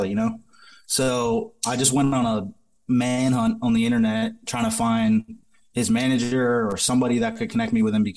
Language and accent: English; Massachusetts, United States; moved away; I'm originally from Massachusetts